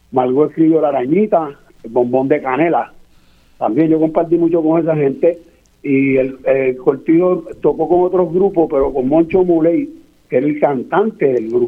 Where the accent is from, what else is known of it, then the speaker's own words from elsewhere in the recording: Arroyo, Puerto Rico; yo soy de Arroyo, mi papá era músico mi papá era músico y abogado